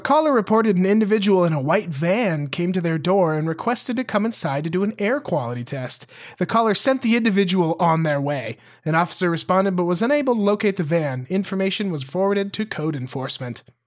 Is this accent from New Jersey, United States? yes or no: no; near Billings, Montana, United States; born or raised there